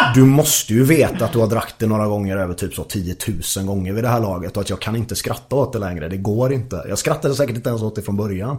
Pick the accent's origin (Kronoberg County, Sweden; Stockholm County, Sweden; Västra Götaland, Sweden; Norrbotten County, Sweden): Västra Götaland, Sweden; Gothenburg; jag är göteborgare